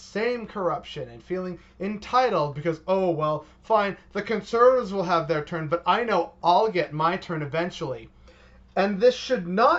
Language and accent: English; Canada